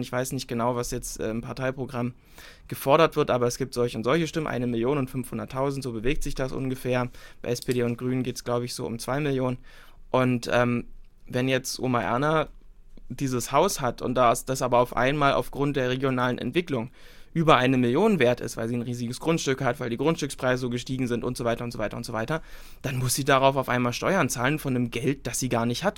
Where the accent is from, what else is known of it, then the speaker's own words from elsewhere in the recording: Senftenberg, Brandenburg, Germany; bei uns in Senftenberg